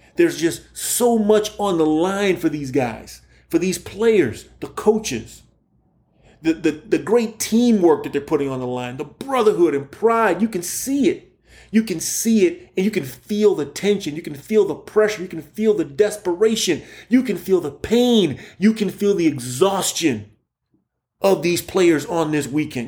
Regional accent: Key West, Florida, United States; moved away as an adult; also born or lived in Indiana; I'm from Key West, Florida

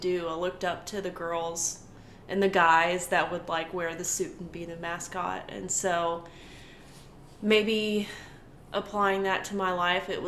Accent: Franklin, Texas, United States; a little kid growing up in Franklin

